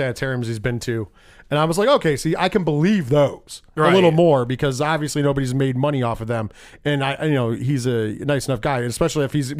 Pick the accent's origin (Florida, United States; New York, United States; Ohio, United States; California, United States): New York, United States; Binghamton; moved away; I was from Binghamton.